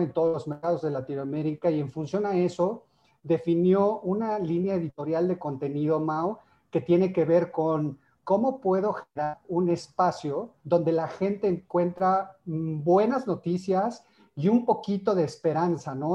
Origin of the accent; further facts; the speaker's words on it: Mexico; tenemos acá como mexicanos